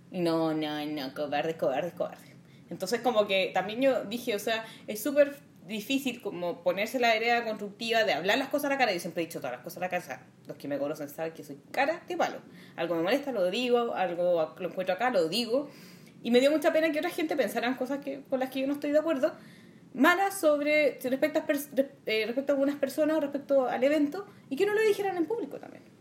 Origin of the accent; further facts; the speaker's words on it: Santiago, Santiago Metropolitan Region, Chile; Viví toda mi vida en el Vaticano chico hasta los 25 años cuando me